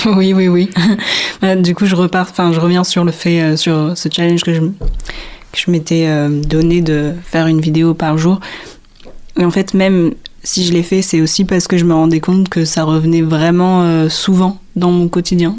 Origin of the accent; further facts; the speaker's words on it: Réunion, France; moved away; Je suis réunionnaise, donc je viens de la Réunion.